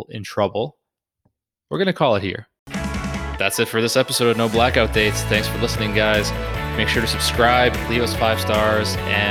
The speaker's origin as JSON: {"language": "English", "town": "Newburyport", "region": "Massachusetts", "country": "United States", "tie": "born or raised there", "said": "Newburyport, a beautiful historic hotel in my hometown"}